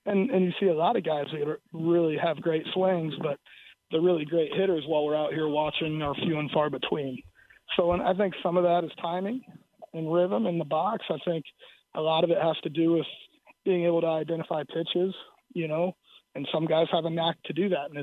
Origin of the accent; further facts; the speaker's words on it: South Florida, United States; moved away; also born or lived in Iowa; growing up in South Florida.